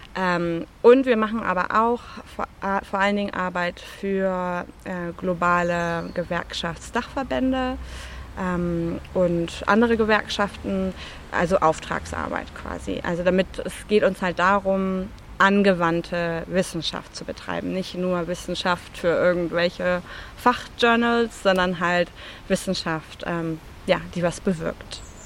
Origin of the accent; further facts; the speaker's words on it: Germany; now in London, United Kingdom; Ich bin natürlich auch Deutsche, hört man mir wahrscheinlich auch an.